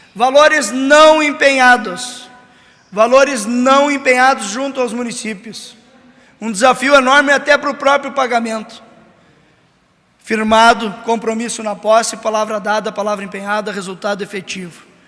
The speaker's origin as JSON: {"language": "Portuguese", "town": "São Borja", "region": "Rio Grande do Sul", "country": "Brazil", "tie": "born or raised there", "said": "natural da minha própria São Borges, minha terra natal"}